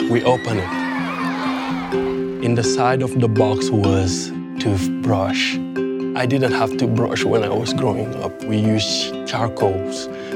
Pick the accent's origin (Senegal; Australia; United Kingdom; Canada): Senegal; born or raised there